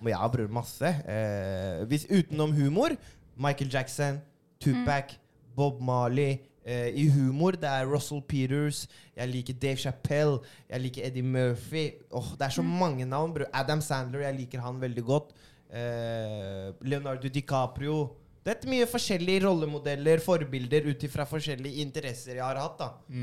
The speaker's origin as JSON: {"language": "Norwegian", "region": "Oslo", "country": "Norway", "tie": "born or raised there"}